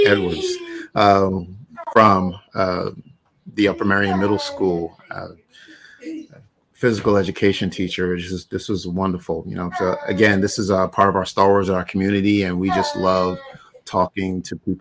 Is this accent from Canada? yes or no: no; Barbados; moved away; I was born in Barbados